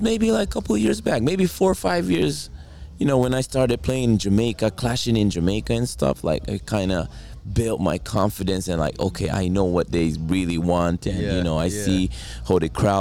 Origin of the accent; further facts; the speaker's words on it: Japan; I'm from Japan